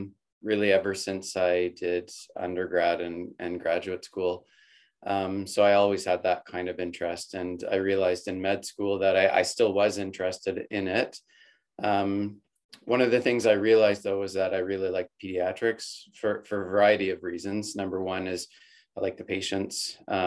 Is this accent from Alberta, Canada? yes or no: yes; Calgary, Alberta, Canada; I'm born and raised in Calgary, and I did my undergraduate degree there